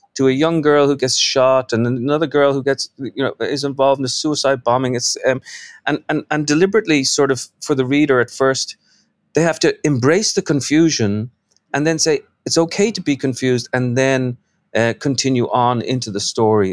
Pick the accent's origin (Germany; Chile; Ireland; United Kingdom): Ireland; Dublin, Leinster; now in New York, United States; I'm from Dublin. I live in New York.